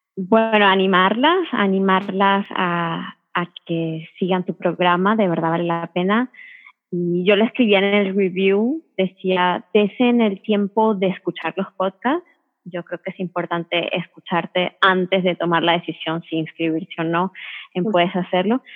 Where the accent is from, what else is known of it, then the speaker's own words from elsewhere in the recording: Venezuela; Yo soy venezolana, sigo comiendo con el sazón venezolano